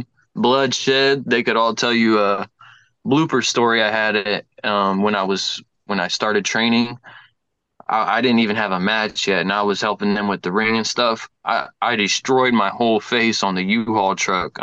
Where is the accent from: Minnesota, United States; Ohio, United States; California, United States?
Ohio, United States; Lima; also born or lived in North Carolina; I am from Lima, born and raised.